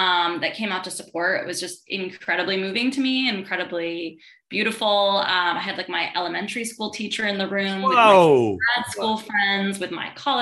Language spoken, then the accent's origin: English; Manhattan and Westchester County, New York, United States; also born or lived in Brooklyn, New York; I grew up partly in Manhattan, partly in Westchester County, upstate New York, an hour upstate